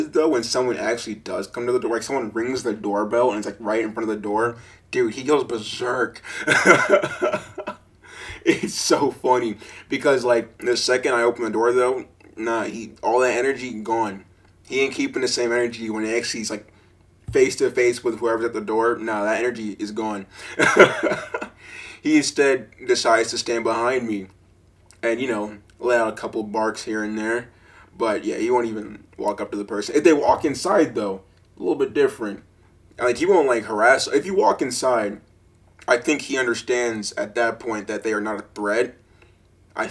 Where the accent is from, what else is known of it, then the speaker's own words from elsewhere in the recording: United States; I am an American